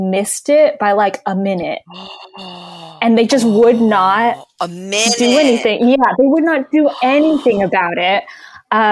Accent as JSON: {"language": "English", "region": "California", "country": "United States", "said": "we're all from California"}